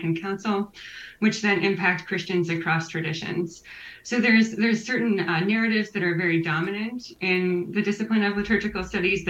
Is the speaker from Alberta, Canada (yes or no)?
no; Waterloo, Ontario, Canada; now in Ottawa, Canada; I am Canadian, originally from Waterloo, Ontario. Have moved a lot in the last decade. I'm very happy to call Ottawa home now